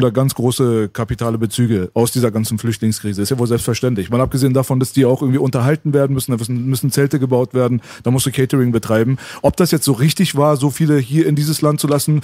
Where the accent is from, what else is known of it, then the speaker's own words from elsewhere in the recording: Berlin, Germany; moved away; also born or lived in Tehran / Metzingen; Ich bin hier in Kreuzberg aufgewachsen